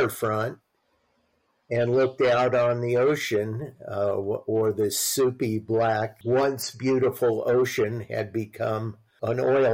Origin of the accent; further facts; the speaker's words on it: Long Beach, California, United States; also born or lived in Santa Barbara; I grew up in Long Beach